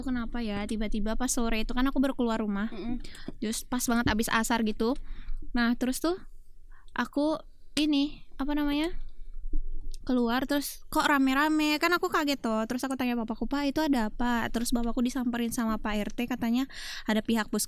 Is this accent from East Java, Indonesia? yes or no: no; South Sumatra, Indonesia; accent: Sembawa; yang suka logatku tapi oh. logat sembawaku